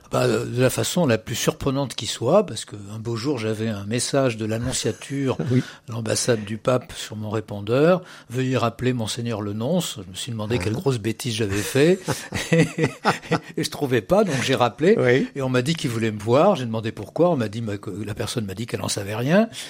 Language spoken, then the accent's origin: French; Paris, Île-de-France, France; also born or lived in Massif Central; j'ai continué au lycée à Paris. Et voilà, je, je, me sens très parisien. Je suis né à Paris, d'ailleurs.